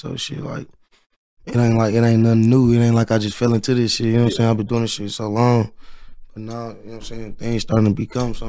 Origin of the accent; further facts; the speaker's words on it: Milwaukee, Wisconsin, United States; now in Arizona, United States; I'm from Milwaukee, Wisconsin.